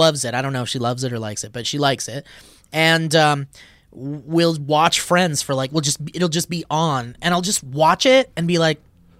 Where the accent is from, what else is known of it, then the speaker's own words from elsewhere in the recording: Orlando, Florida, United States; I'm also from Orlando area, not a good part of Orlando.